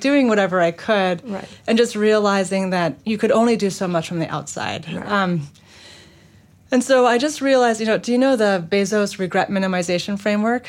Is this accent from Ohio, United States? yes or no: no; New York City, New York, United States; moved away as an adult; I grew up in Manhattan